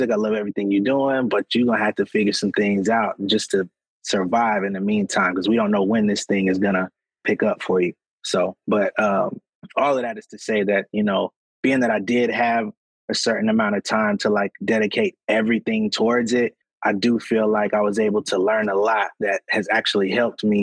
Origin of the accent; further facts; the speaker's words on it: Connecticut, United States; born there; also born or lived in Atlanta; even though I was in Atlanta, I was always like heavily inspired by like the East Coast because I was born in Connecticut